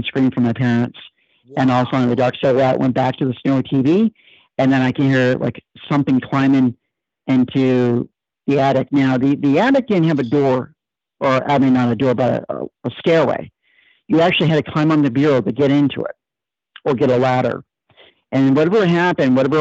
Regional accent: Freeport, Maine, United States; also born or lived in Brunswick, Maine / Belgrade, Maine; I was born in Brunswick, grew up in Freeport.

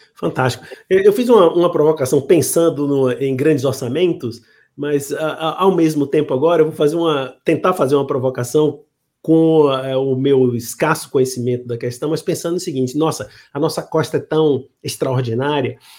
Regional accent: Bahia, Brazil; eu sou da, da Bahia

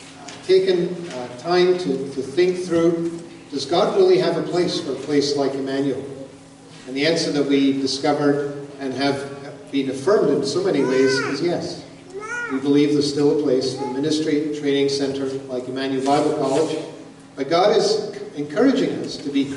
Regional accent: Glasgow, Scotland, United Kingdom; moved away; I was born in Glasgow, Scotland

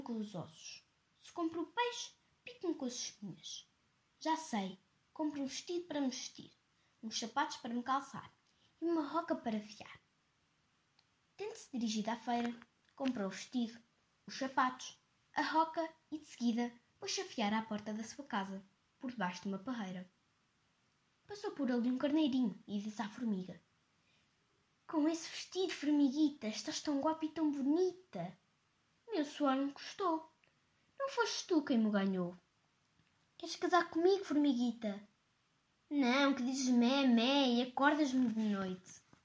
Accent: Portugal; tenho 9 anos e sou portuguesa

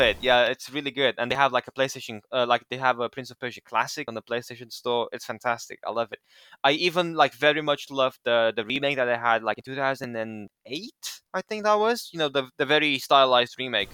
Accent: Romania; I'm from Romania. I'm from Eastern Europe

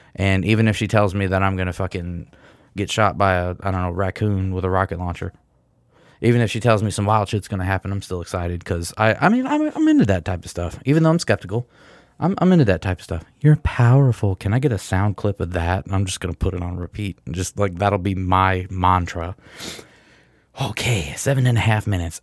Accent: Michigan, United States; I'm from Michigan

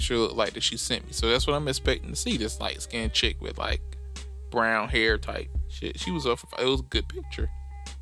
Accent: Decatur, Georgia, United States; I'm from Atlanta, Decatur.

